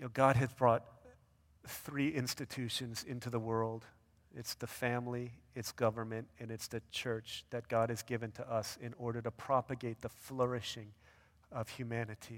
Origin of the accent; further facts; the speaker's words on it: United States; as Asian American people